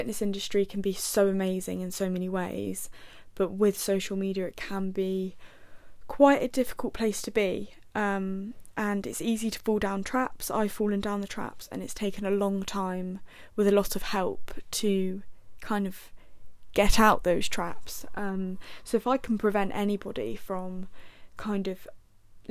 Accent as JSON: {"language": "English", "area": "Buckinghamshire", "region": "South East England", "country": "United Kingdom", "said": "I am 21 years old and I'm from Buckinghamshire."}